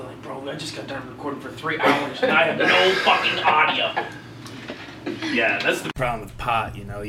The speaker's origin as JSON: {"language": "English", "town": "Orange City", "region": "Iowa", "country": "United States", "said": "I'm from Orange City, which is right around there, so I'm very familiar with Sioux City."}